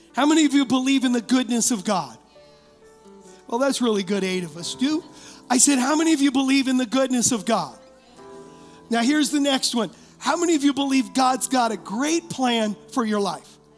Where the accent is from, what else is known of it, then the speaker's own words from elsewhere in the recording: United States; as American Christians